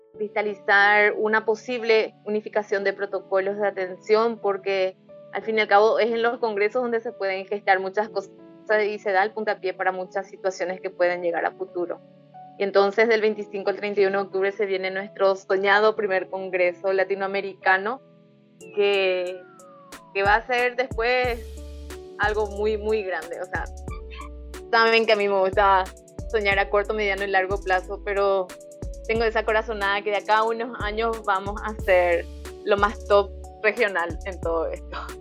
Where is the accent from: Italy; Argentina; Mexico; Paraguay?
Paraguay; acá en mi país